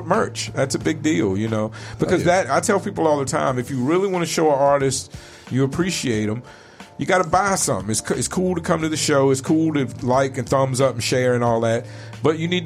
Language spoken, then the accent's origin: English; Virginia, United States; moved away as an adult; also born or lived in suburbs of Richmond; now in Arizona, United States; I grew up in Virginia, which had a huge sense of community